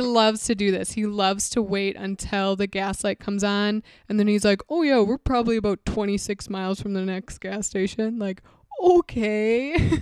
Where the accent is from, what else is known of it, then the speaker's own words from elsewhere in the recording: Wisconsin, United States; we're from Wisconsin, so obviously we're used to a bunch of snow